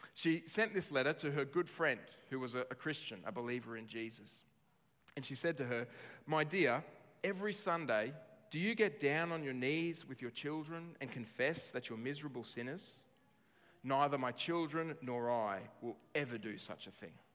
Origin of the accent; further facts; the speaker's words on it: Australia; as Australian citizens